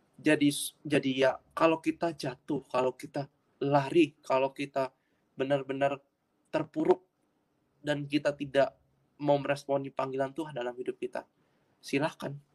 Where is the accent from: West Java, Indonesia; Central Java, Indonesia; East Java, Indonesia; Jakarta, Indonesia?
Jakarta, Indonesia; also born or lived in Surabaya; Asli Jakarta, lahir di Jakarta.